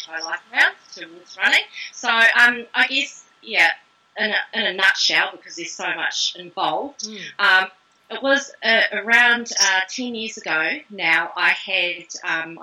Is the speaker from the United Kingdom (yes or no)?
no; Auckland, New Zealand; also born or lived in Christchurch / Wellington / North Shore; Grew up in West Auckland, not ashamed to say it